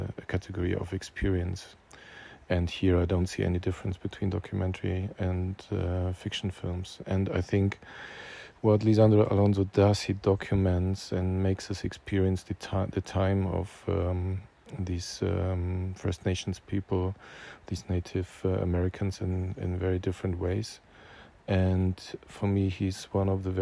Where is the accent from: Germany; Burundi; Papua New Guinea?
Germany; I'm a filmmaker from Germany